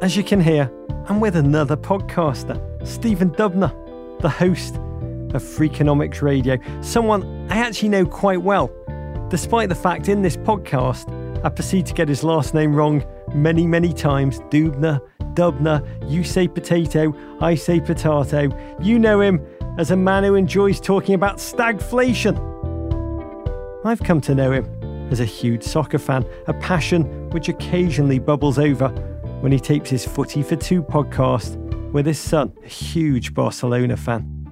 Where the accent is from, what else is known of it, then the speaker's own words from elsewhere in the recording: England, United Kingdom; as an Englishman